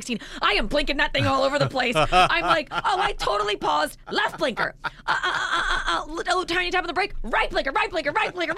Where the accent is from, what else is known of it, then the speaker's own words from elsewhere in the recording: Vero Beach, Florida, United States; growing up in Vero